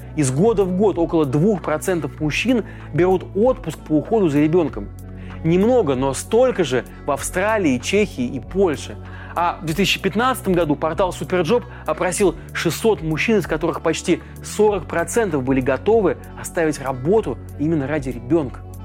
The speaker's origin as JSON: {"language": "Russian", "country": "Russia"}